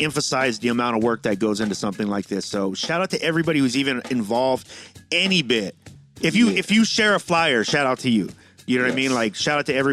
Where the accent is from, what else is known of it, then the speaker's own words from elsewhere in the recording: San Diego, California, United States; I'm from San Diego